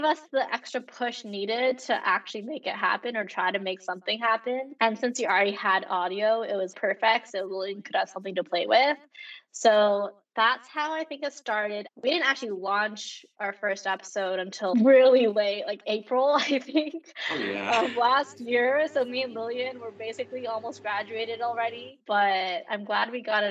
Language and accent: English; Canada; I am Canadian